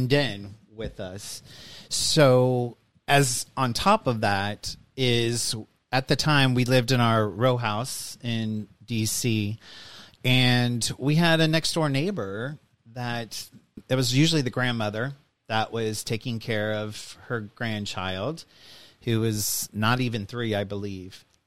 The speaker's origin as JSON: {"language": "English", "town": "Kansas City", "country": "United States", "tie": "born or raised there", "moved": "yes", "lives_now": "Maryland, United States", "said": "I grew up in Kansas City metro area"}